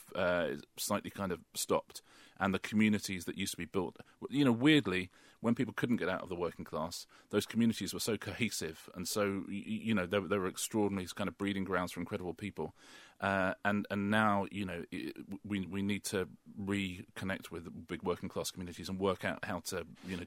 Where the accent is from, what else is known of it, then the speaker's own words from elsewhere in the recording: United Kingdom; Well, you know, I grew up in the British working class, and now I'm very, very, very much in the British middle class.